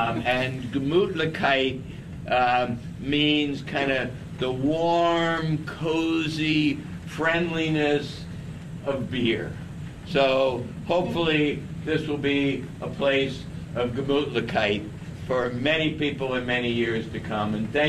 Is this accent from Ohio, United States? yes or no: yes; Cincinnati, Ohio, United States; I grew up here. I'm from Cincinnati. My dad was a brewmaster here. My grandfather was a brewmaster here.